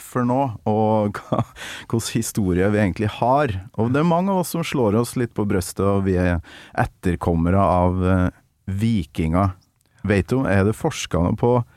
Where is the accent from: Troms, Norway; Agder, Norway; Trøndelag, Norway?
Trøndelag, Norway; outside Rørvik; der jeg kommer fra, utafor Rørvik i mm. Nord-Trøndelag